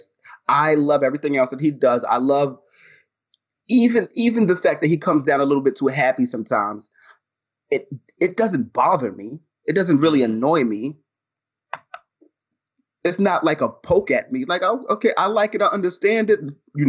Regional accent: New York, United States; me being a black dude, me being a New Yorker, me being somebody who holds himself in a certain type of way.

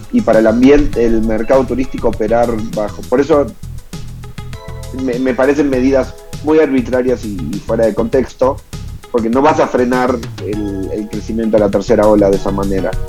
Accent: Argentina; born there; del sentimiento de los que nacimos en Argentina y amamos la Pampa en invierno, sus atardeceres y todo lo que involucra

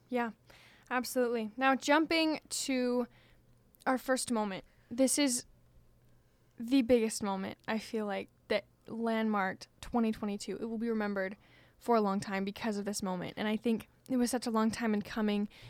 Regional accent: Washington, United States; moved away; my home state of Washington

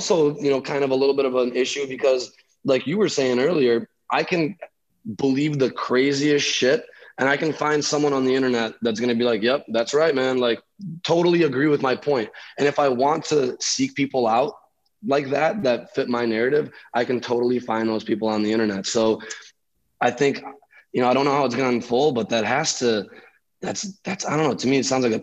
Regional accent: Chicago, Illinois, United States; moved away as an adult; also born or lived in Lithuania / Long Beach; now in San Diego, United States; I'm originally from Chicago. And I moved there when I was 5 from Lithuania

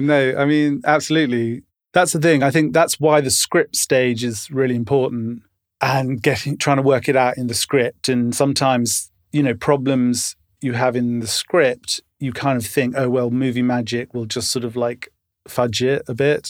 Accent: London, United Kingdom; moved away as an adult; also born or lived in Tottenham / United States; I grew up in Camden and loved growing up here

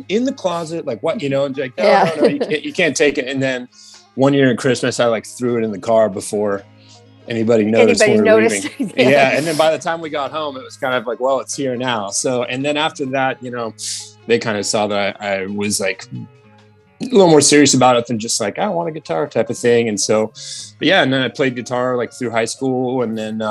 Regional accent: Sebastopol, California, United States; also born or lived in Petaluma, California / Santa Rosa, California; Sebastopol is kind of what I call my hometown, just because I moved there when I was like, I was 11 or 12. And so like went to high school there

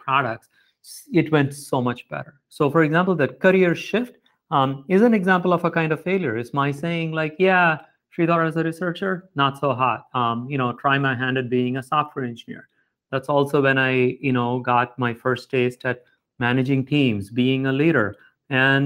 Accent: South India, India; moved away as an adult; also born or lived in Chennai, India / Providence, United States; now in United States; I grew up mostly in South India to a middle-class family

